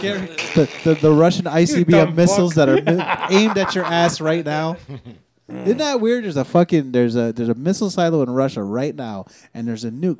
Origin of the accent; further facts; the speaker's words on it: Chiapas, Mexico; now in United States; no, we grew up in the fucking mountains and came over with the Home Depot truck too, but we're from Chiapas. We're like fucking real Indians.